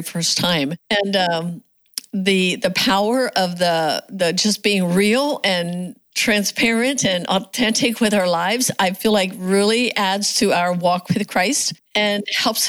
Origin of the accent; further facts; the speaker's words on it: United States; growing up in the Amish community, my mom and dad were Old Order Amish